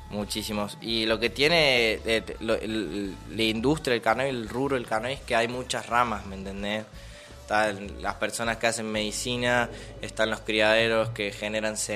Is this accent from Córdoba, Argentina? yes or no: yes; Mina Clavero, Córdoba, Argentina; Sí, mi familia es toda de Buenos Aires, pero yo soy acá. Nací en Mina.